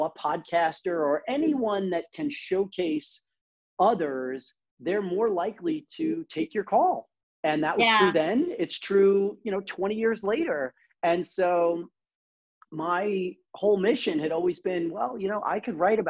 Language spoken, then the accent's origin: English; New York City, New York, United States; we're all from Brooklyn. I'm from Brooklyn